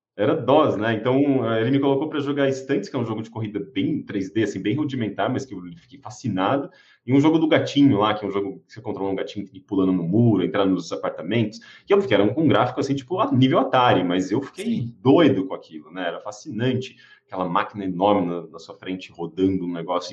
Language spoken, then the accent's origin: Portuguese; Osasco, São Paulo, Brazil; eu cresci em Osasco, né? Assim, da minha infância até ali adolescência, é, eu cresci em Osasco